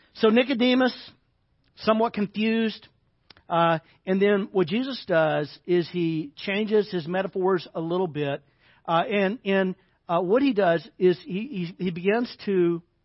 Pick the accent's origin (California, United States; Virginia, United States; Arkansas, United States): Arkansas, United States; moved away; I grew up in the South, grew up in Arkansas